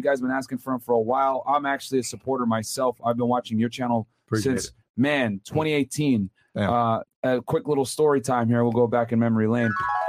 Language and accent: English; Connecticut, United States; moved away as an adult; also born or lived in Laredo, Texas; now in Miami, United States; I'm from Connecticut, man.